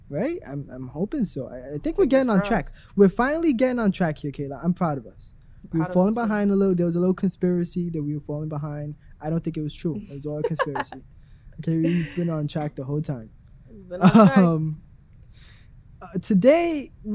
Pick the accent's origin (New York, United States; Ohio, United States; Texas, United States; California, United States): New York, United States; As a New Yorker